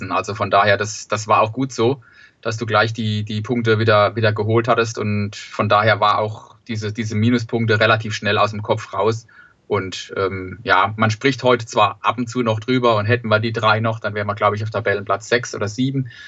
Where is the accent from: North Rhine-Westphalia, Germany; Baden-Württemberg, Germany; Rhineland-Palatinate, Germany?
Baden-Württemberg, Germany; Sandhausen; Ja, hallo … ich komme aus Sandhausen, bin hier, äh, wohne hier, bin Sandhäuser